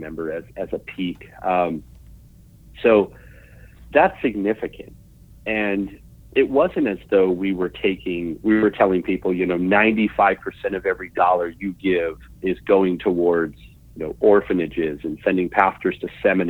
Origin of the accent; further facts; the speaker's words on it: Vancouver, British Columbia, Canada; also born or lived in Orlando, Florida; I was born in Orlando, Florida in 1984. I'm 35 years old. And 2 years after being born in Orlando, my parents moved to Vancouver, British Columbia, where I grew up.